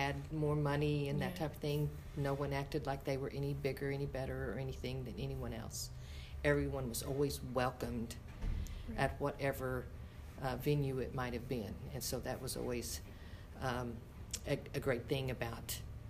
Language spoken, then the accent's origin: English; Kirbyville, Missouri, United States; I grew up here in the Branson area, a little bitty town 5 miles outside of Branson called Kirbyville. But I went to Branson High School after finishing grade school at Kirbyville. I worked here in the area, as did most all of my family